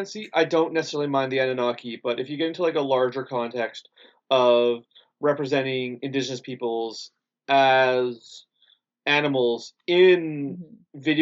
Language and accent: English; Canada; does identify me as a citizen of the Métis Nations here in Canada